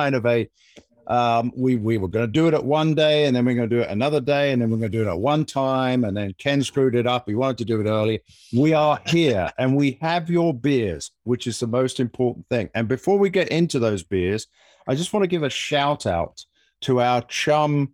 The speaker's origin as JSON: {"language": "English", "country": "United Kingdom", "moved": "yes", "said": "I'm the Brit"}